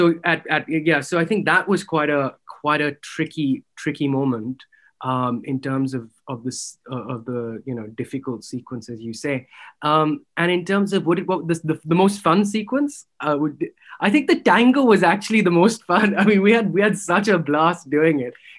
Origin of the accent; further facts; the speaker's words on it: Bangalore, Karnataka, India; now in London, United Kingdom; I was born in Bangalore, I grew up in Bangalore